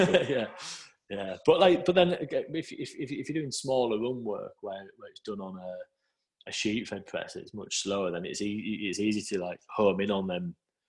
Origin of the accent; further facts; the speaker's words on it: Scarborough, Yorkshire and the Humber, United Kingdom; I was one printer from Scarborough at Leeds